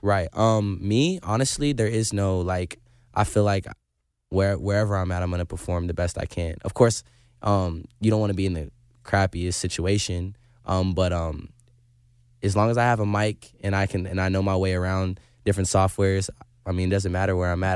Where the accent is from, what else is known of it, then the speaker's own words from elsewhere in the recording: Indiana, United States; I'm a kid from Indiana